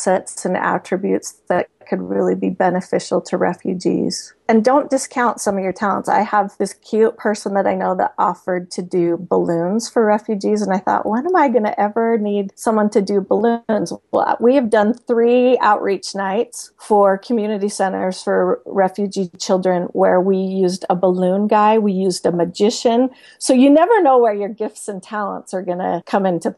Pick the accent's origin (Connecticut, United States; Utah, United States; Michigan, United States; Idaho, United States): Utah, United States; Salt Lake City; also born or lived in Sandy, Utah; I live in Salt Lake City, Utah, and Sandy right now, but I grew up in Salt Lake